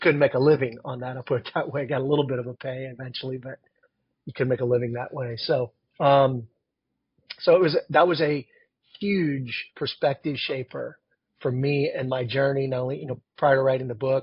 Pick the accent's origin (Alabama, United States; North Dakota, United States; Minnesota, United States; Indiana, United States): Indiana, United States; Wakarusa; Wakarusa is, I think it's like 1,400